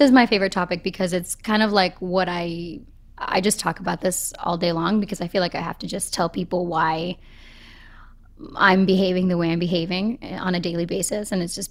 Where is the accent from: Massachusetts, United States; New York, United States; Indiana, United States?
Massachusetts, United States; Boston; I'm from Boston.